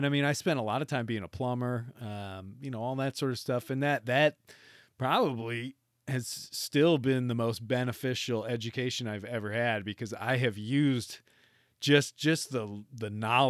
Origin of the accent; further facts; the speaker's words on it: Michigan, United States; I do remember growing up in Northern Michigan